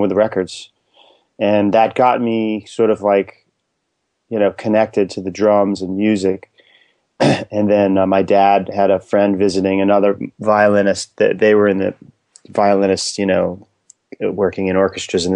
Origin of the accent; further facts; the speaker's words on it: New York City, New York, United States; moved away; also born or lived in New Jersey; I grew up in Inwood, which is like around 200th Street and Broadway, very tip of Manhattan